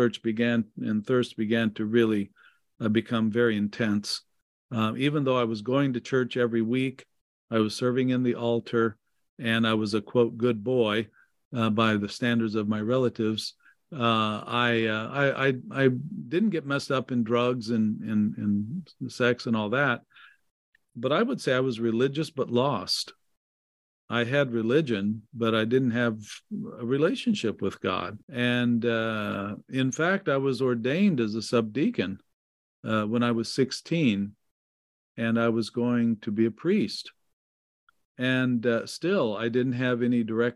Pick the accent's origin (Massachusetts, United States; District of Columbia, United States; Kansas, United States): Kansas, United States; Wichita; I grew up in the Orthodox Church in Wichita, Kansas.